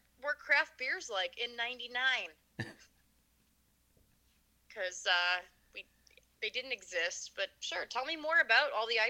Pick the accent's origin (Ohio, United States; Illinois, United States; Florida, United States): Illinois, United States; Chicago; moved away; And I was like, I'm from Chicago. And he's like, well, where? And I said, well, you know, I actually was from the South suburbs. I was like, but I worked in the city for, you know, quite a few years. I worked in the South Loop and I worked in Wrigleyville.